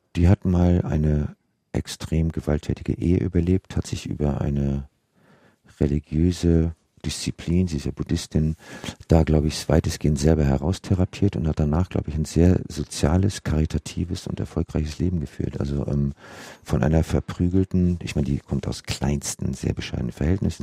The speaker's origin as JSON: {"language": "German", "country": "Germany", "said": "wir als Deutsche"}